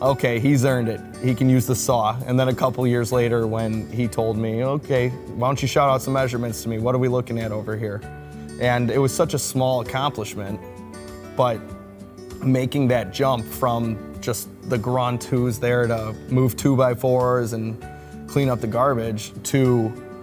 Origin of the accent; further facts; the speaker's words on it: Burbank, Illinois, United States; I grew up in Burbank, South Side Chicago